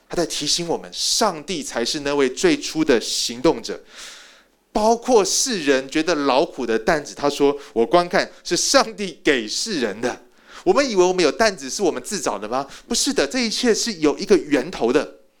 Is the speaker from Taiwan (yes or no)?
yes; Taiwan; moved away as an adult; also born or lived in United States; 我在台湾土生土长的，我又不是 A B C，我连one point five都不是。我是标准的第一代移民。我是准备要回去的第一代移民